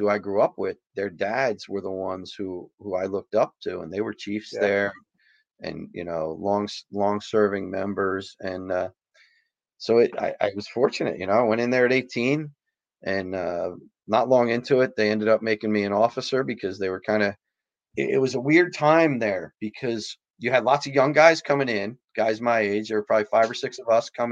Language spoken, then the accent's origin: English; New Egypt, New Jersey, United States; I grew up in New Egypt. My family's been in New Egypt since 1937